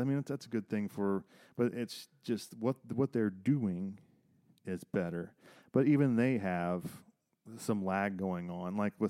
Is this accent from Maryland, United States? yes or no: no; Circleville, Ohio, United States; my hometown of Circleville, Ohio